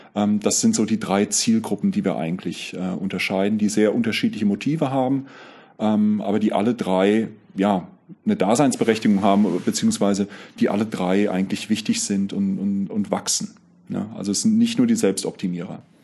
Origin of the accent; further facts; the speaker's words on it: Grünberg, Hesse, Germany; moved away as an adult; also born or lived in Lich / Giessen / Zurich; Ich bin in Lich geboren, äh, in Grünberg aufgewachsen, in Gießen äh, Zivi gemacht und studiert